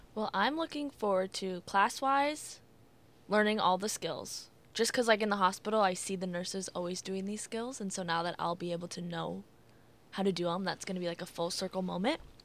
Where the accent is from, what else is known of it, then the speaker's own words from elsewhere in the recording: Iowa City, Iowa, United States; moved away as an adult; now in Davenport, United States; stay back in my hometown in Iowa City